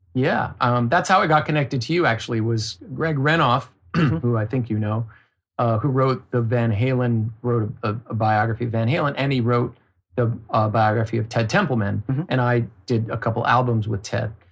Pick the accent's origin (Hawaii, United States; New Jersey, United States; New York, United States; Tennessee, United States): Hawaii, United States; I grew up in Hawaii, which is very strange